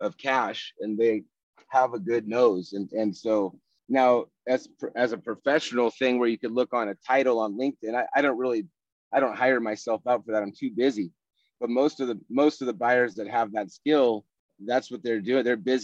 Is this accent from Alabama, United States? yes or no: no; Rough and Ready, California, United States; moved away as an adult; now in San Antonio, United States; I'm from Northern California, foothills, rough and ready California, near Grass Valley, Nevada City, up in Nevada County